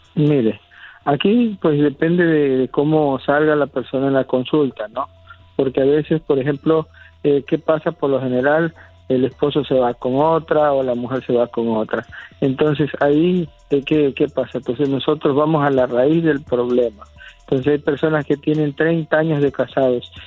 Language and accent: Spanish; San Andrés Tuxtla, Veracruz, Mexico